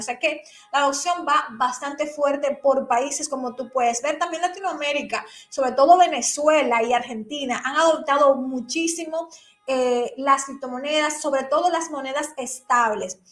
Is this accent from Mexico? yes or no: no; Dominican Republic; aquí en mi país, República Dominicana